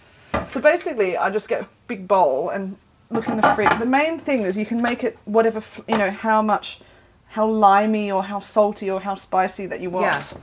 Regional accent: Sydney, New South Wales, Australia; moved away as an adult; also born or lived in Canberra; I grew up in Sydney and then I left Sydney.

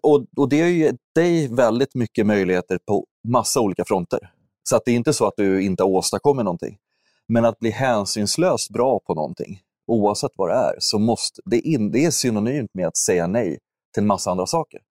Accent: Huddinge, Stockholm County, Sweden; also born or lived in Täby; jag är ursprungligen uppvuxen i Stockholm, eller strax söder om Stockholm, Huddinge, söderorten.

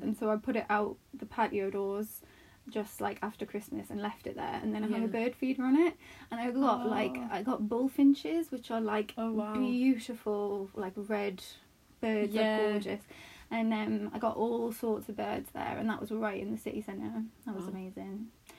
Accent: Northeast, United States; I'm from the northeast, which you probably also can't tell from my accent.

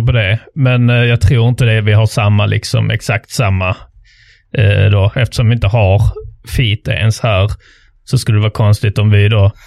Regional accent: Trelleborg, Skåne, Sweden; jag kom då från Trelleborg som är då eh, ar arbetarstaden

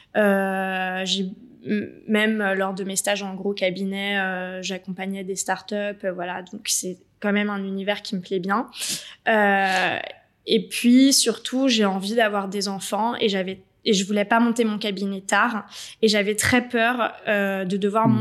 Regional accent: Paris, Île-de-France, France; moved away as an adult; now in Marseille, France; je suis parisienne

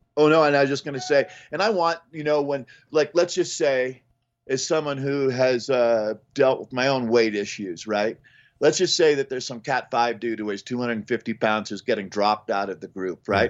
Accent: Boulder, Colorado, United States; I grew up in South Boulder where Chris Weary grew up

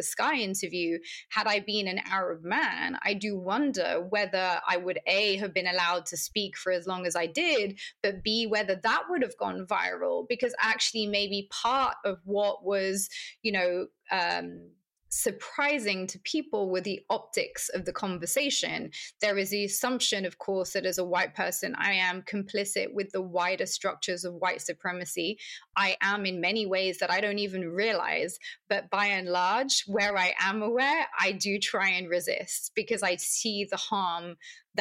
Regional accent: London, United Kingdom; accent: British; also born or lived in Palestine; I've always thought of myself as a Londoner

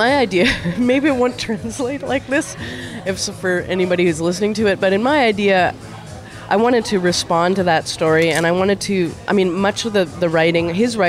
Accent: Winnipeg, Manitoba, Canada; Well, and we're from Winnipeg, right? Like, we know the cold, and we brought our big parkas with us

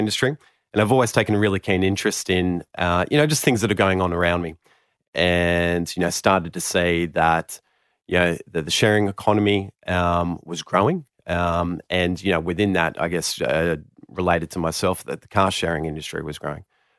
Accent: Sydney, New South Wales, Australia; Here in Sydney. Here in Sydney.

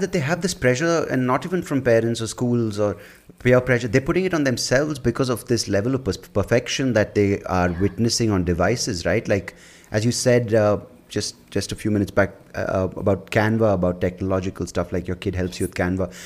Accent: Bangalore, Karnataka, India; growing up in Bangalore in the nineties

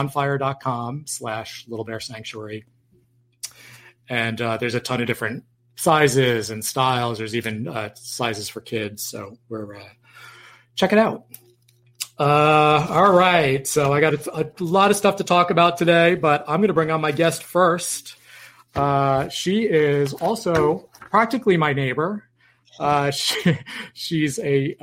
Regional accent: Yonkers, New York, United States; moved away; I'm from New York

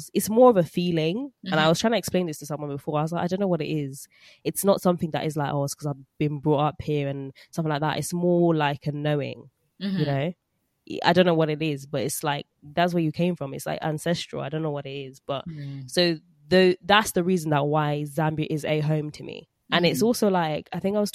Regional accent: London, United Kingdom; we grew up in, like, North London

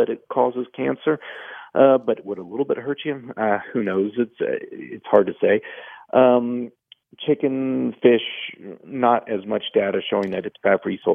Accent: Houston, Texas, United States; moved away as an adult; now in Asheville, United States; I grew up in Houston and loved my hospital there

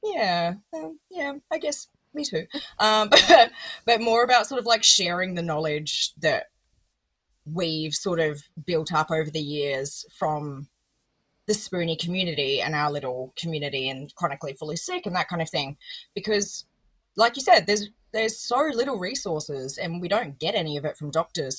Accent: Adelaide, South Australia, Australia; born or raised there

